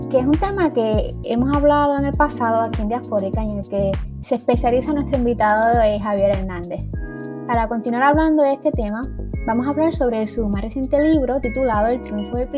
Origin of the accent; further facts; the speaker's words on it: Puerto Rico; el pitirre nos representa a nosotros como puertorriqueños.